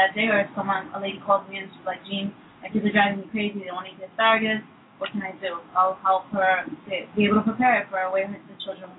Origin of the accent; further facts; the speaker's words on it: United States; which is the one we grew up eating here in the States.